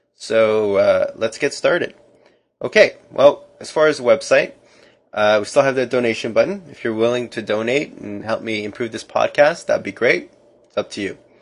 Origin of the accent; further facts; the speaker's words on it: Canada; as a Canadian